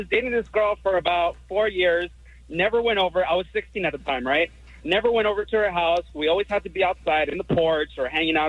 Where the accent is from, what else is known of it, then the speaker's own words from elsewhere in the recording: Los Angeles, California, United States; this is how I grew up in South Central.